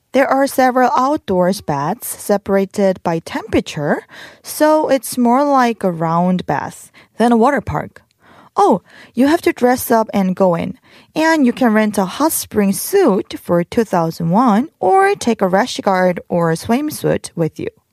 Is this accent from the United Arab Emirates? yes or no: no; South Korea; My hometown was near Ulsan